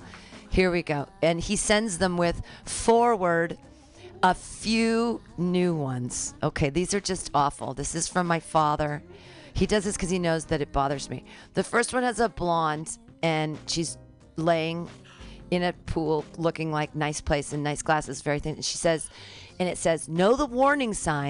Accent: California, United States; I'm from California

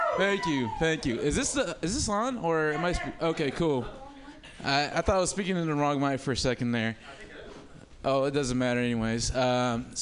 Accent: Oakland, California, United States; also born or lived in Africa; now in Humboldt County, United States; I grew up in Oakland and I lived in Africa

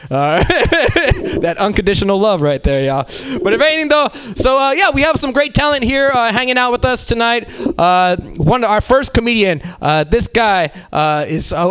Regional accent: Mexico City, Mexico; born there; I'm a New Age Mexican, which means I was born in Mexico City.

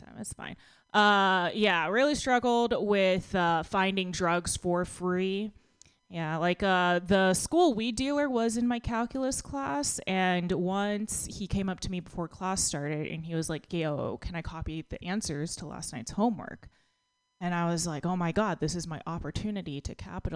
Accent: Texas, United States; I grew up in Texas, and I had very judgy classmates.

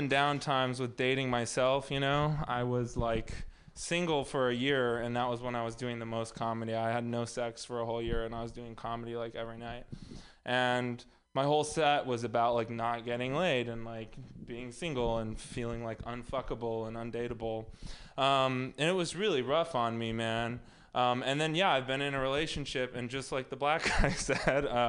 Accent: Texas, United States; moved away; also born or lived in Los Angeles; I'm also from Texas

